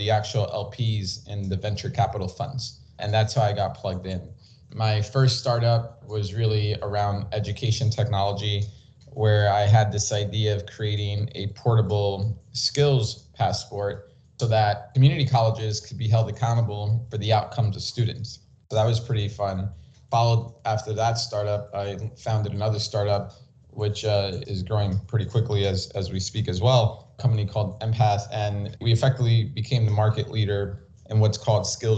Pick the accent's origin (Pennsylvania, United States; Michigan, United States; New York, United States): New York, United States; New York City; I grew up in New York City when it wasn't such a great spot to grow up in the 80s and 90s